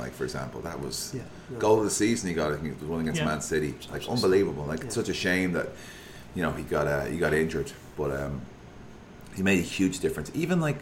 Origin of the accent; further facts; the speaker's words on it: Ireland; I'm Irish